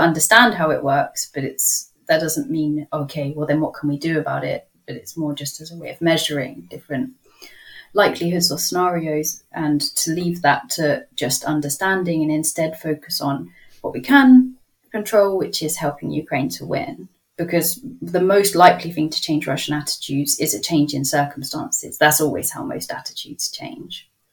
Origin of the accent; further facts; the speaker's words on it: United Kingdom; as a Brit